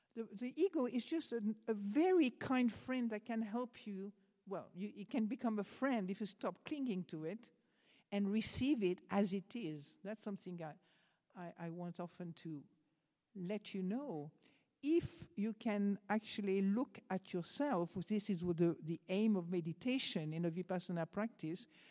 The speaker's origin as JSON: {"language": "English", "country": "France", "accent": "French", "second_language": "English", "moved": "yes", "said": "I'm French"}